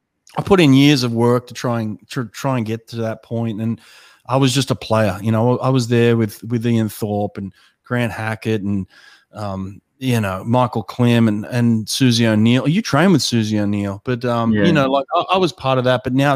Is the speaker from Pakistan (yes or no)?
no; La Perouse, New South Wales, Australia; I grew up in La Perouse, and a lot of people don't know where La Perouse is, but La Perouse is actually where Captain Cook sailed in to Sydney Harbour for the first time and where they discovered Australia.